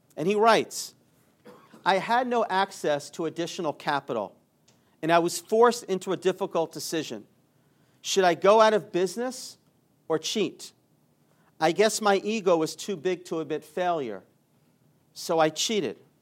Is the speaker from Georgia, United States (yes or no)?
yes; Atlanta, Georgia, United States; I grew up in Atlanta